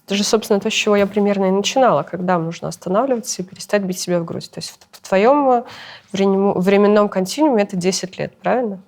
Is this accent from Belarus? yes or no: yes; Belarus; moved away as an adult; also born or lived in Kyiv, Ukraine; мы все белорусы